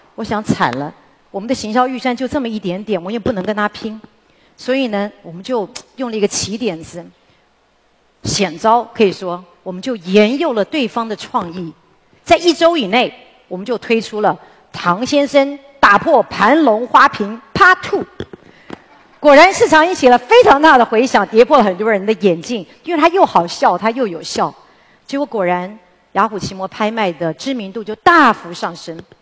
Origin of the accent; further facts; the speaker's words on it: Taiwan; 我们台湾人